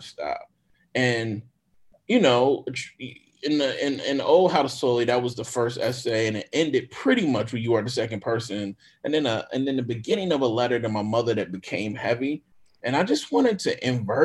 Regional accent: Jackson, Mississippi, United States; I'm from Mississippi

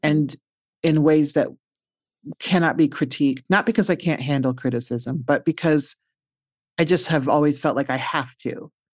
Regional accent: Omaha, Nebraska, United States; moved away; I'm from Omaha, Nebraska

